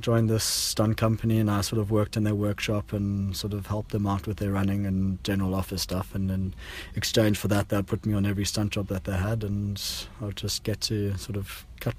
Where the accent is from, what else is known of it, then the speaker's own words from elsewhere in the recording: Johannesburg, Gauteng, South Africa; moved away; I grew up in Johannesburg in South Africa and basically started doing stunts over there when I was a kid.